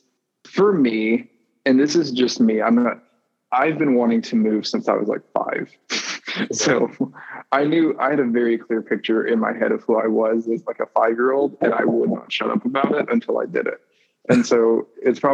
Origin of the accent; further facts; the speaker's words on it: Alabama, United States; moved away as an adult; now in California, United States; I'm from Alabama